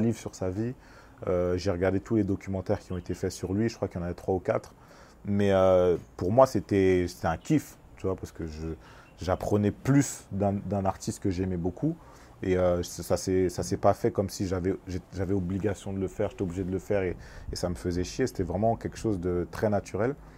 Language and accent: French; France; Je suis né en France, mais, mais j'ai toujours été proche de, de, mon pays, de ma culture euh, congolaise